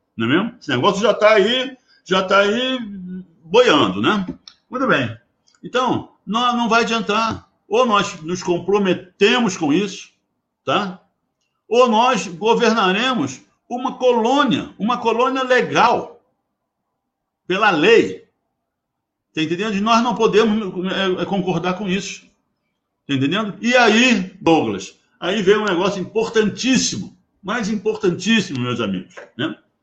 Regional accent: Brazil; Eu como brasileiro

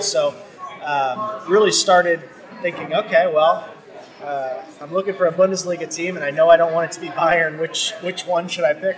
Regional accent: St. Louis, Missouri, United States; I am St. Louis, born and bred.

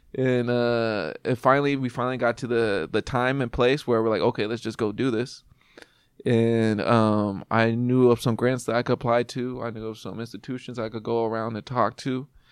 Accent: Bakersfield, California, United States; moved away as an adult; also born or lived in Oildale, California; now in Seattle, United States; I'm from Bakersfield, California

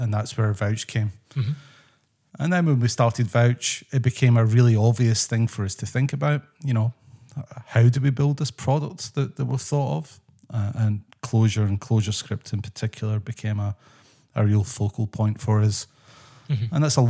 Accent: Scotland, United Kingdom; moved away as an adult; So I'm originally from Scotland. That's my background.

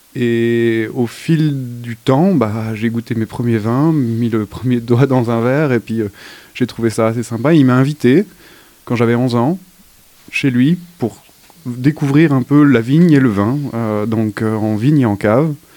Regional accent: Haute-Savoie, Auvergne-Rhône-Alpes, France; j'ai grandi en Haute-Savoie

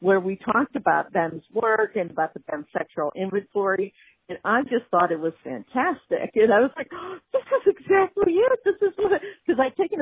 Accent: Pittsburgh, Pennsylvania, United States; I'm from Pittsburgh

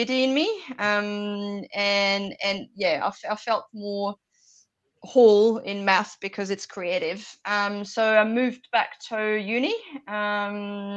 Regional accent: France; moved away as an adult; now in New Zealand; I was born in France. I grew up in France, and I moved to New Zealand when I was 23

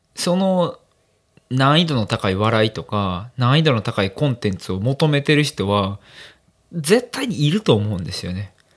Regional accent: Amagasaki, Hyogo, Japan; まあ、尼崎出身なんで

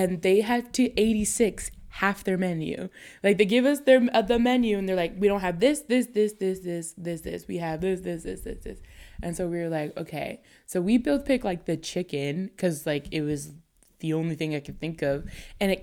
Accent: Hamilton, Ontario, Canada; I'm from Hamilton.

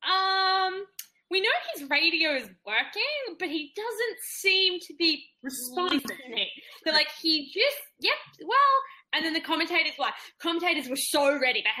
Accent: Boston, Massachusetts, United States; So, sorry, sorry, I'm from Boston.

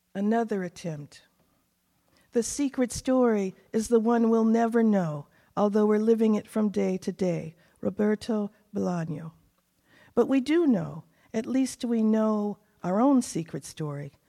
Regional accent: Texas panhandle, United States; also born or lived in Asheville / New England; now in New Hampshire, United States; I was born in Texas on the panhandle. It's so hot out there, I can't stand it. Too hot. But then when I go back, I always feel like I'm home

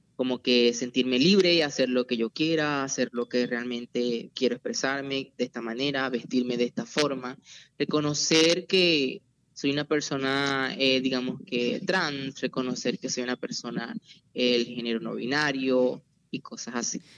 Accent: Venezuela; now in Zona Bananera, Colombia; soy migrante venezolano y formo parte del movimiento LGBTI en la zona rural del municipio de Zona Bananera

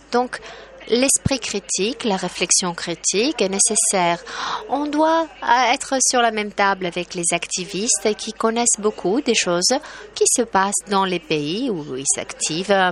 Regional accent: Poland; French is a second language; Chez nous en Pologne, nous publions à peu près 40 euh, livres par jour

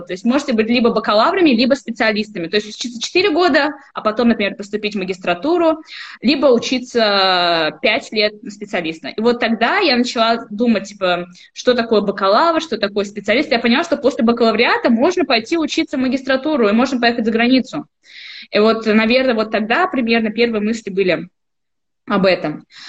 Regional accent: Almetyevsk, Tatarstan, Russia; moved away; я сама из Альметьевска. Это такой, э, городок в Республике Татарстан

